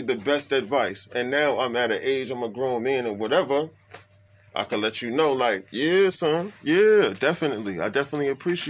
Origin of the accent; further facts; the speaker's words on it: Brooklyn, New York, United States; born there; also born or lived in Manhattan / Bronx; I'm a brother that I was born in Brooklyn.